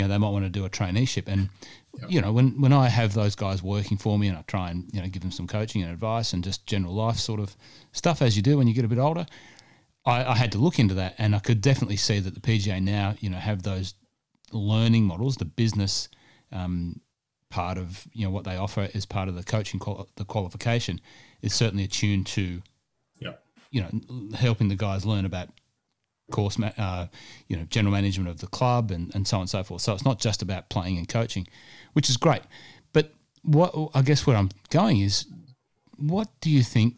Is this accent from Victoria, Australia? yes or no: no; Cessnock, New South Wales, Australia; moved away; also born or lived in Sydney; as a kid growing up in the Hunter Valley